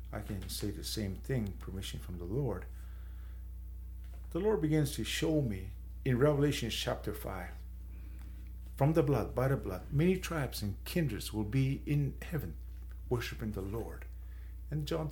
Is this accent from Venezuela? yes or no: no; San Carlos, Arizona, United States; I'm from San Carlos. I'm Apache